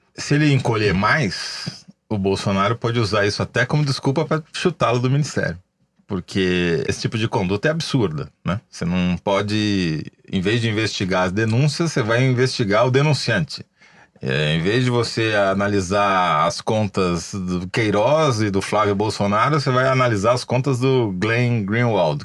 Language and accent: Portuguese; Matão, São Paulo, Brazil; accent: caipira; eu sou caipira.